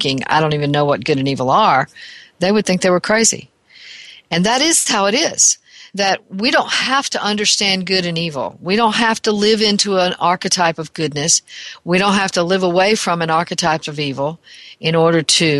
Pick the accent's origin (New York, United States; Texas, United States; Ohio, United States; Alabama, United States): Alabama, United States; my home state of Alabama